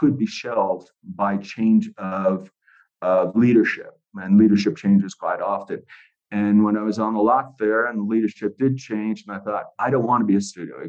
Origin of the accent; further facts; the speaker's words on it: United States; moved away as an adult; also born or lived in London; I had an equity card as an American